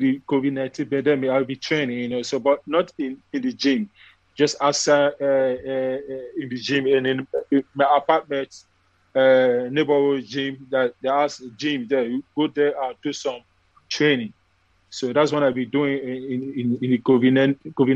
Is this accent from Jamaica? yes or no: no; Nigeria; now in Texas, United States; when I came from Nigeria to America, I first land to Texas